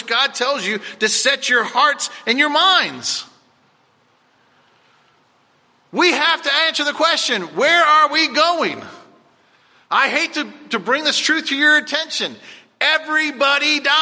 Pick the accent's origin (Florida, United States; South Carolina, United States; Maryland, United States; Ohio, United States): Florida, United States; Cocoa Beach; I remember going on my grandparents' porch growing up in Cocoa Beach